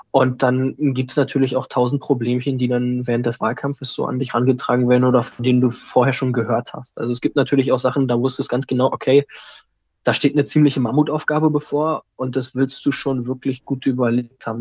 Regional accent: Germany; also born or lived in Berlin; erstmal bin ich ein Kind der Stadt

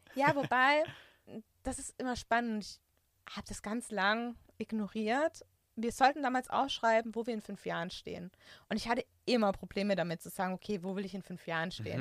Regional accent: Swabia, Germany; moved away; also born or lived in Franconia; ich bin Schwabe

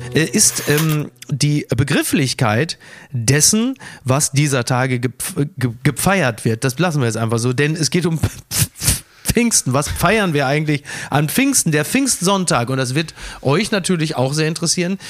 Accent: Castrop-Rauxel, North Rhine-Westphalia, Germany; ich komme ja aus der Provinz, aus Castrop Rauxel

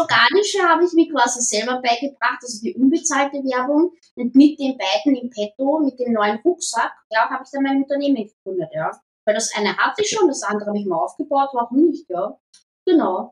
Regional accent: Vienna, Austria; Ah, ich bin am Randbezirk in Wien aufgewachsen

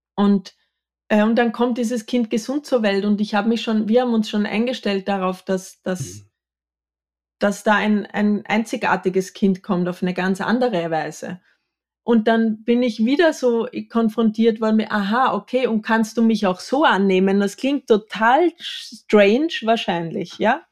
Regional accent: Austria; Ich bin im Mehrgenerationenhaus am Bauernhof in Österreich erzkatholisch groß geworden

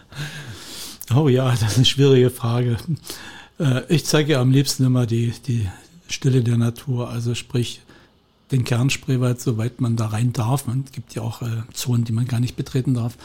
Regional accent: Upper Lusatia, Saxony, Germany; now in Spreewald, Germany; da, wo ich aufgewachsen bin, in der Oberlausitz

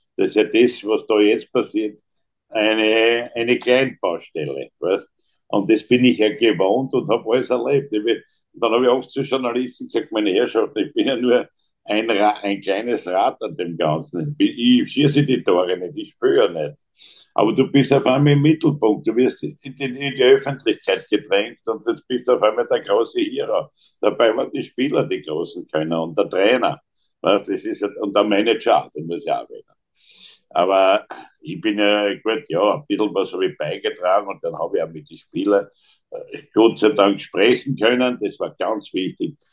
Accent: Graz, Styria, Austria; bei uns in Graz

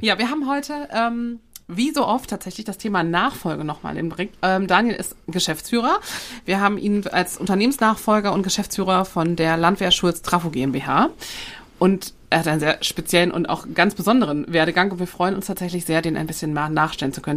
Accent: Ruhr area, North Rhine-Westphalia, Germany; Ich äh, aus der Ecke Ruhrgebiet, Rheinland

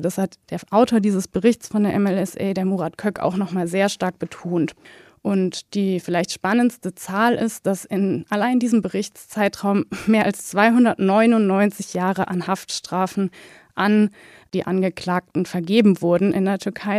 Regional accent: Germany; als Deutsche

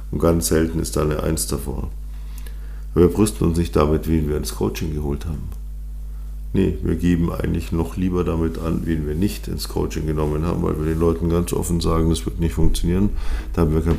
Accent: Munich, Bavaria, Germany; born there; Und ich bin gebürtiger Münchner deswegen bin ich auch natürlich für den FC Bayern.

